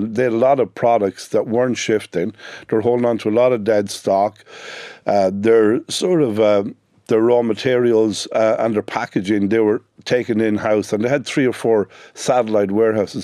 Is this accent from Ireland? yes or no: yes; Sligo, Connacht, Ireland; I'm from Sligo, the youngest of, uh, ten children